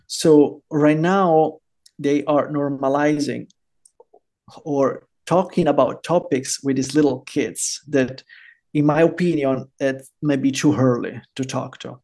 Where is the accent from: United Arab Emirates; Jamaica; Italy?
Italy; Rome, Lazio; moved away as an adult; also born or lived in Germany / Norway / Florida, United States / Portugal; now in El Salvador; i was born and raised in rome